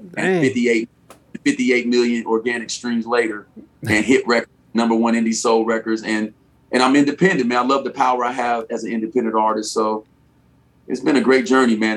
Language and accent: English; Chicago, Illinois, United States; now in California, United States; even though I'm originally from Chicago, but I've been out here about 16 years. So Cali's home.